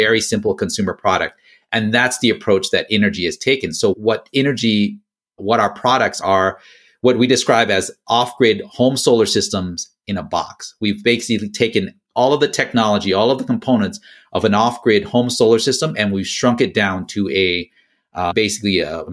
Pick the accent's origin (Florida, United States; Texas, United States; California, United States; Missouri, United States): California, United States; the Bay Area; also born or lived in Laos / Thailand / Philippines / Utah; I grew up in the Bay Area